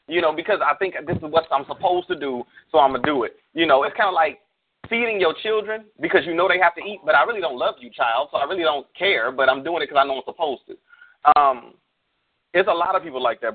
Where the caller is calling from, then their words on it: Arizona, United States; Arizona, my home state currently.